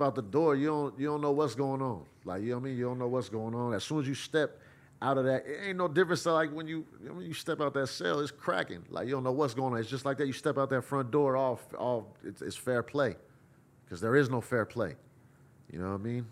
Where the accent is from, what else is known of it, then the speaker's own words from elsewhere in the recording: Bay Area, California, United States; I'm from the Bay Area